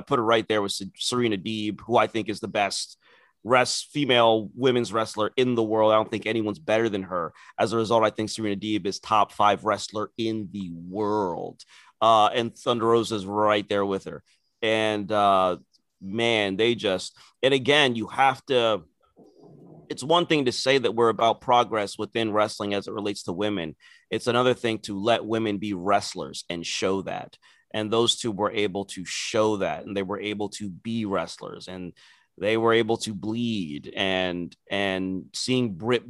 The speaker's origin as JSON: {"language": "English", "country": "Nigeria", "said": "people think there's some sort of inherent heelness in being Nigerian. Which is not true, but you forced it out of us because of how you are."}